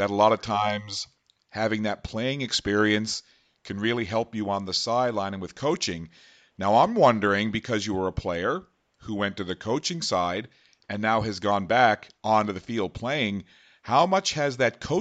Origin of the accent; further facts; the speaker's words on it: Newfoundland and Labrador, Canada; moved away; I'm originally from Newfoundland.